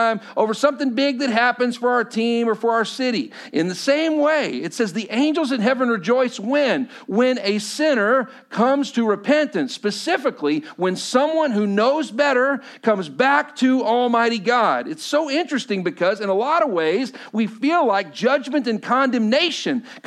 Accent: Texas, United States; I grew up in Texas

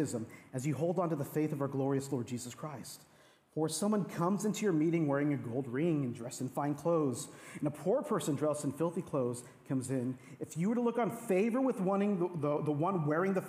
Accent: Texas, United States; now in Seattle, United States; I'm originally from Texas

